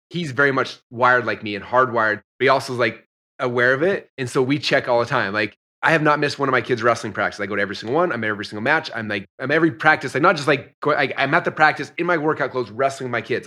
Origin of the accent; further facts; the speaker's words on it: Utah, United States; moved away as an adult; also born or lived in Idaho; I grew up in Utah, so I wrestled in Utah